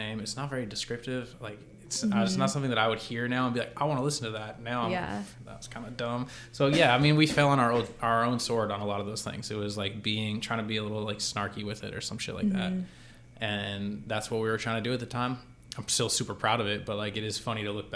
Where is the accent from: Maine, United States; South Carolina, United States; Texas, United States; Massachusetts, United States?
Massachusetts, United States; Boston; I grew up in the Boston area